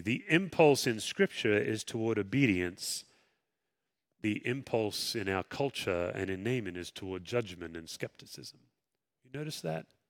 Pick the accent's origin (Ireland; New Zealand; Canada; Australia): Australia; Western Australia; moved away; I grew up swimming in the Indian Ocean